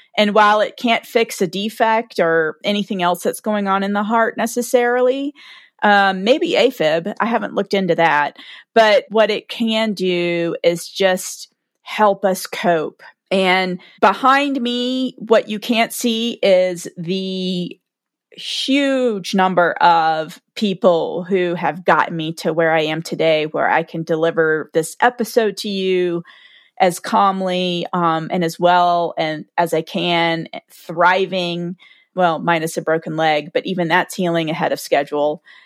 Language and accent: English; the South, United States; I'm from the South, like, everyone's stoic. We bless everyone's hearts and drink sweet tea and go to church on Sunday and pray it away